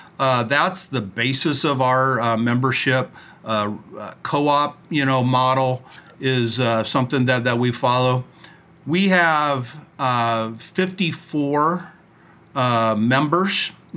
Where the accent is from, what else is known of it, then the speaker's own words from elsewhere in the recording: Nebraska, United States; also born or lived in Washington, D.C.; I grew up in the great state of Nebraska, and it is actually home today. I work in Washington, D.C., but like almost every congressperson in town, I commute.